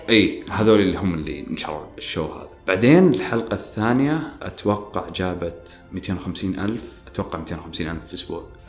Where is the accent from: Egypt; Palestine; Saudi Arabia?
Saudi Arabia; Riyadh, Riyadh Province; also born or lived in Qassim; فطلعت من الرياض